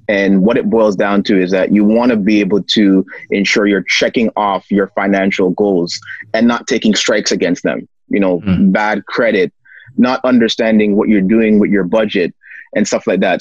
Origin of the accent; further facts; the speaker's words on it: Toronto, Ontario, Canada; born and raised in Toronto